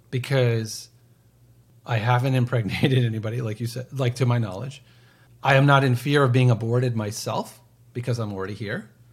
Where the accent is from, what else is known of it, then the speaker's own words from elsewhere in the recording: United States; I'm an American citizen